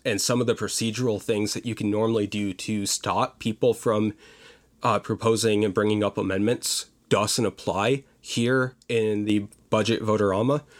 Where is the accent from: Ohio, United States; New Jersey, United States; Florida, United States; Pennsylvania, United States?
Pennsylvania, United States; Pottsville; moved away as an adult; now in Virginia, United States; I grew up in a small town, or smallish town, of about fifteen thousand people called Pottsville, Pennsylvania.